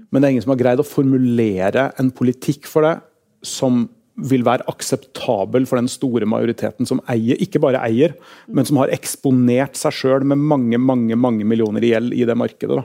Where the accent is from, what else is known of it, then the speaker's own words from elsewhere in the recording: Oslo, Norway; now in Trondheim, Norway; Jeg er fra Torshov. Der bodde vi i en liten leilighet